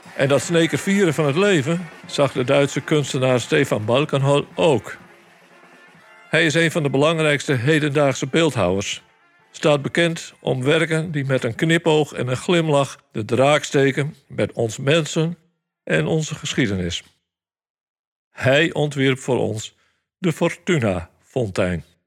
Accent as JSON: {"language": "Dutch", "town": "Sneek", "region": "Friesland", "country": "Netherlands"}